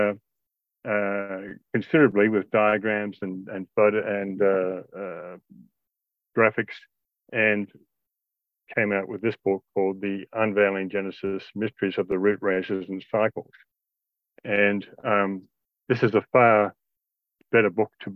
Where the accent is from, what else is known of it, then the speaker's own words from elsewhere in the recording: Australia; also born or lived in Indonesia; I grew up in Australia and Indonesia